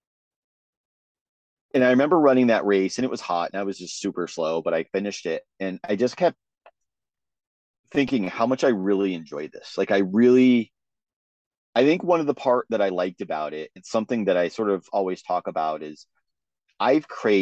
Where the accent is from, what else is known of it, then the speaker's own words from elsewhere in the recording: Vermont, United States; growing up in Vermont, I wanted to do the Vermont Marathon